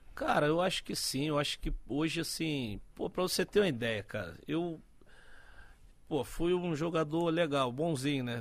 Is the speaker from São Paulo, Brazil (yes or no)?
no; Rio de Janeiro, Brazil; also born or lived in Santos; eu nasci em Santos. Nasci em Santos na época que meu pai jogava no Santos. Mas fui, fui cedo pro Rio. Fui com meses pro Rio e partir daí vivi no Rio praticamente uma maioria do tempo